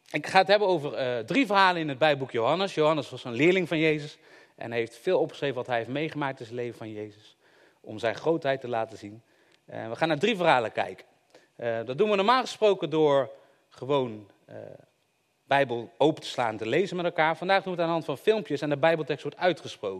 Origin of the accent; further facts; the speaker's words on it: Eindhoven, North Brabant, Netherlands; Ik kom uit Eindhoven